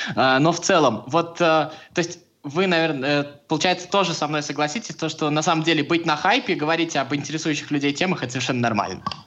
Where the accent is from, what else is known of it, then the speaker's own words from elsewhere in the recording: Samara, Samara Oblast, Russia; я просто из Самары.